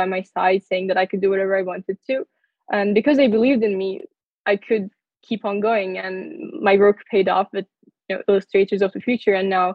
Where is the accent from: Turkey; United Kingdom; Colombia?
Turkey; moved away as an adult; now in United States; I come from Turkey